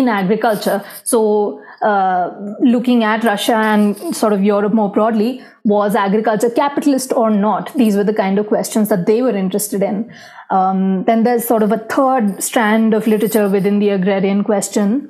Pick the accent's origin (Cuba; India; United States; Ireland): India; growing up in India, you see around you a lot of poverty, inequality